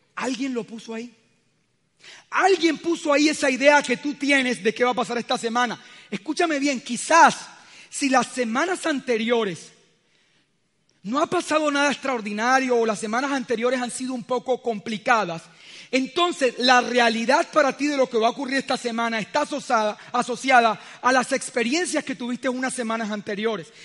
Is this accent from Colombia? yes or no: yes; Colombia; el solo hecho de vivir en este país